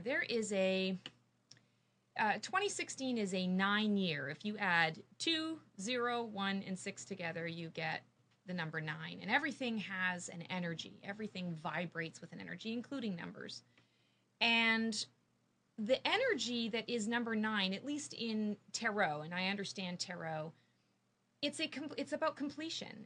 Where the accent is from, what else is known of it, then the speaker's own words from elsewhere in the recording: Canada; moved away as an adult; now in Morrisville, United States; I am a Canadian. I'm a, a, crazy Canuck, and I moved here three years ago